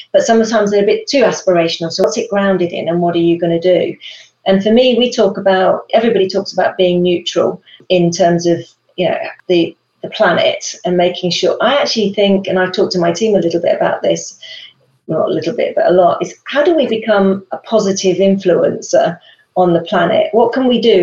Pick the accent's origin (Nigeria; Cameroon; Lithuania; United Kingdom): United Kingdom; moved away; us Brits